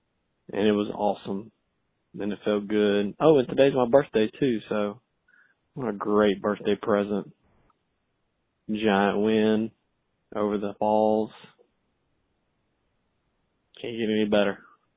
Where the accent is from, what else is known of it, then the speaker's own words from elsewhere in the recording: United States; now in Alabama, United States; I grew up right on the Tennessee-Georgia line